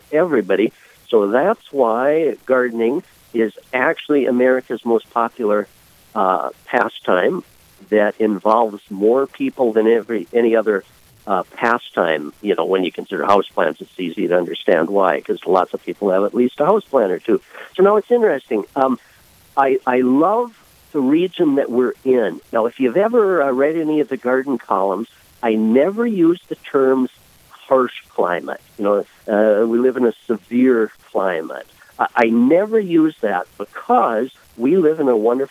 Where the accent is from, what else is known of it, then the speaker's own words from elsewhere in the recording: Lisbon, North Dakota, United States; I was born and raised in Lisbon, North Dakota, about 75 miles south and west of Fargo